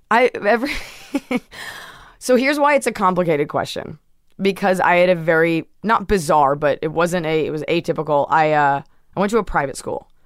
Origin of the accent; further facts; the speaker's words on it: Dallas, Texas, United States; moved away as an adult; also born or lived in New York City; now in Los Angeles, United States; and then when I was, like, eight months old, we moved to Dallas